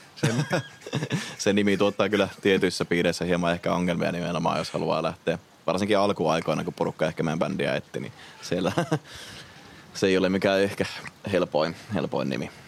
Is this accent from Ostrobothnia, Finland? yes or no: no; Rovaniemi, Lapland, Finland; me ollaan Rovaniemeltä käymässä täällä